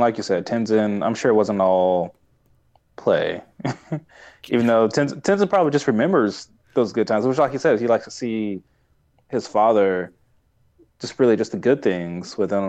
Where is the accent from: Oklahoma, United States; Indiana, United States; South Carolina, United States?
Oklahoma, United States; Tulsa; I'm from Tulsa